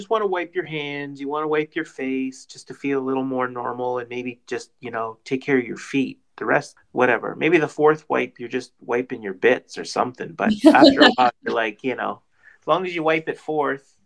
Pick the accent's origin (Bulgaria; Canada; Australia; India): Canada; also born or lived in Peterborough, Ontario; I'm Canadian